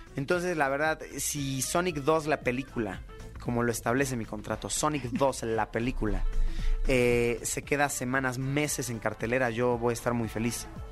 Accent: Mexico; I'm a YouTuber from Mexico

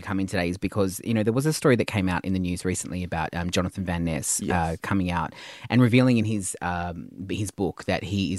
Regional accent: Tasmania, Australia; moved away; Don't tell people I'm from Tasmania.

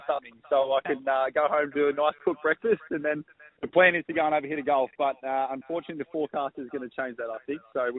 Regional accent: Victoria, Australia; now in Gold Coast, Australia; on the Gold Coast, we're both from Victoria

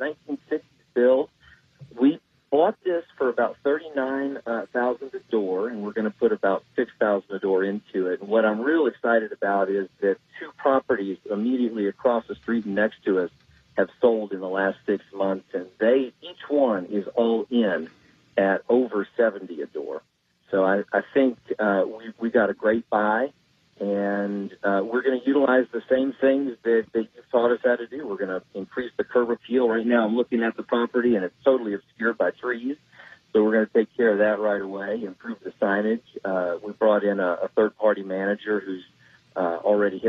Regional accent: Kentucky, United States; moved away as an adult; now in Houston, United States; I'm from Kentucky

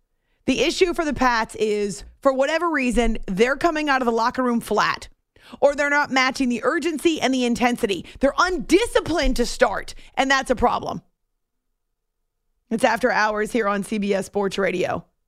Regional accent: New England, United States; I grew up in New England.

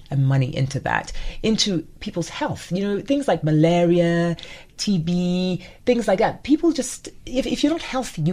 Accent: Nigeria; now in South Africa; I'm married to a Zimbabwean, so a Nigerian married to a Zimbabwean

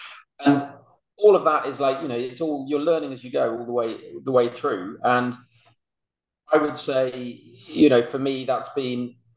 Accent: Birmingham, West Midlands, United Kingdom; I grew up in Birmingham.

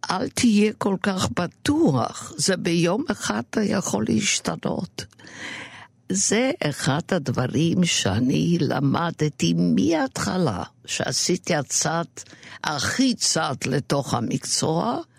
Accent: Romania; now in Israel; עכשיו, אני באתי מרומניה

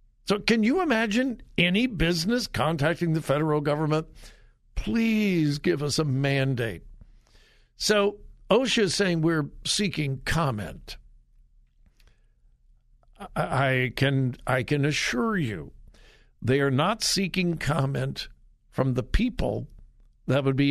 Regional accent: Southern California, United States; moved away; I'm from Southern California. It's been many, many years ago

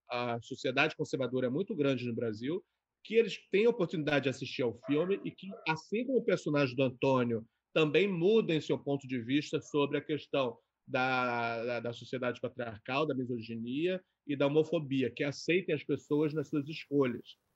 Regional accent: China; eu sou chinês, né? Toda a educação chinesa minha é muito baseada também no tradicionalismo

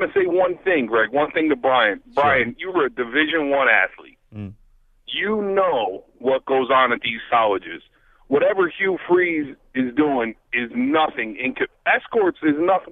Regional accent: Buffalo, New York, United States; I'm from Buffalo

